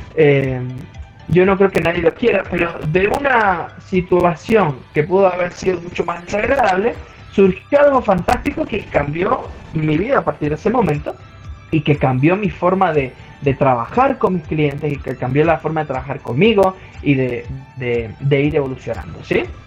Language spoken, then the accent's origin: Spanish; San Juan, Argentina; soy oriundo de San Juan, Argentina